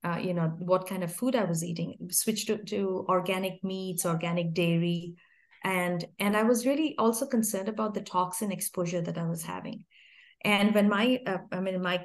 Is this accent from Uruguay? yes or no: no; India; moved away as an adult; I grew up in India, yeah, until I was 27, I lived in India